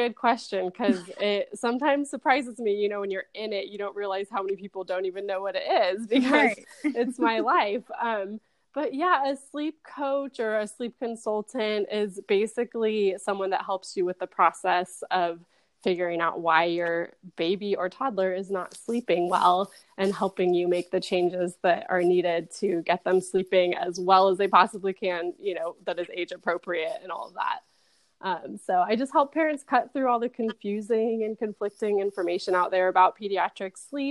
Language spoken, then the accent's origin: English; California, United States; now in San Antonio, United States; So I'm originally from Southern California and have lived all over the country, but we are now in San Antonio, Texas.